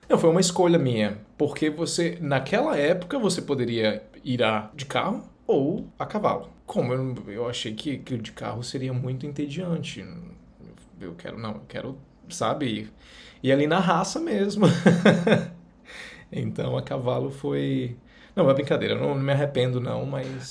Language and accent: Portuguese; interior of northern Pará, Brazil; Eu vim do norte do Pará. Eu quero, eu vim do interior do Pará